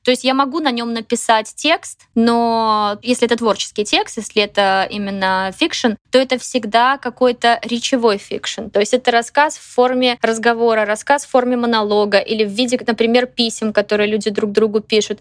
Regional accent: Belarus; moved away as an adult; also born or lived in Minsk; я не жила в России никогда, жила в Беларуси

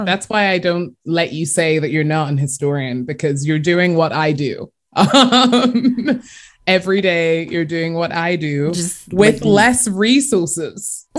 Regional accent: England, United Kingdom; moved away as an adult; also born or lived in Nashville, Tennessee; now in United States; I, as you can probably tell by my accent, I'm from England and moved here almost 6 years ago to do my PhD in American history.

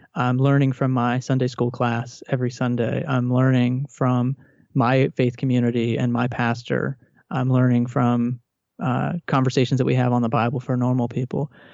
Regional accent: Texas, United States; I grew up in Texas in a Southern Baptist uh, home

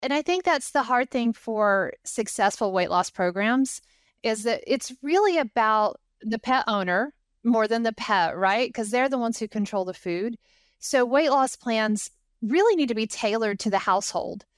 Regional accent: Knoxville, Tennessee, United States; I actually grew up about two miles from the campus

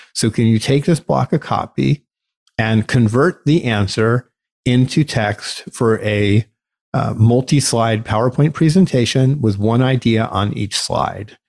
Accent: United States; our rights as American

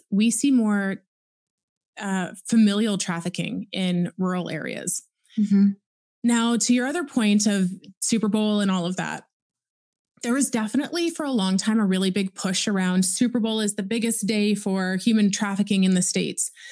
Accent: Oakville, Ontario, Canada; I was born and raised in Oakville, Ontario.

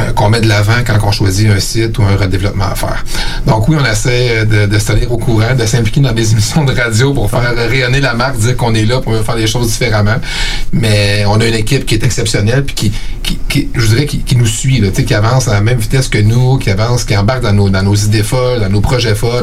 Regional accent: Eastern Townships, Quebec, Canada; moved away as an adult; also born or lived in Sherbrooke / Montreal; now in Quebec City, Canada; moi, je viens euh, des cantons de l'Est.

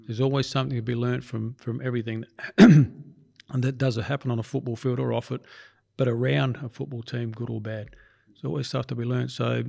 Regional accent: Adelaide, South Australia, Australia; it brought a tear to my eye because it was in Adelaide, my hometown, and it was a team that I'd started years before or been involved in.

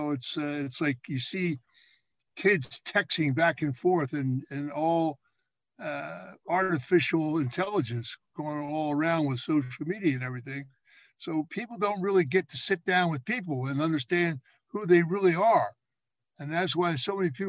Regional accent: Philadelphia, Pennsylvania, United States; I was raised down in Southwest Philadelphia

